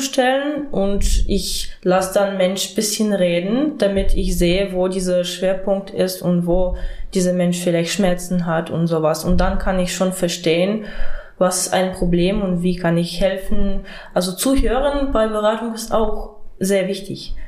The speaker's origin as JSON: {"language": "German", "country": "Ukraine", "also_born_or_lived": "Mecklenburg-Vorpommern, Germany", "second_language": "German", "moved": "as an adult", "lives_now": "Germany", "said": "Ich bin aus der Ukraine und hierher geflüchtet"}